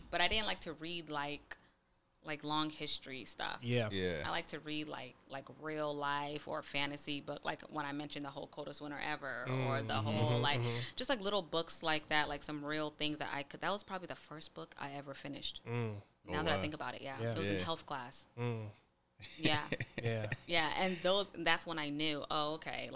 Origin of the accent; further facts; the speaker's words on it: Seattle, Washington, United States; We grew up in the Vistas